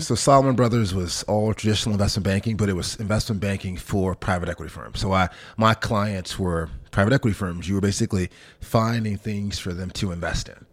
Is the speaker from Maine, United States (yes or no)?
no; Memphis, Tennessee, United States; moved away as an adult; also born or lived in Sardis, Mississippi / London; I'm born in a small town in Mississippi, about 10,000 folks called Sardis, uh, but then really grew up in Memphis, Tennessee. My mom moved there when I was probably five or six years old